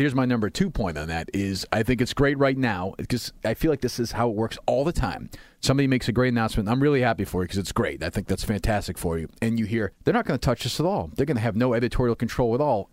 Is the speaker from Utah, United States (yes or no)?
no; Winchester, Massachusetts, United States; I grew up in Winchester, and my family had some means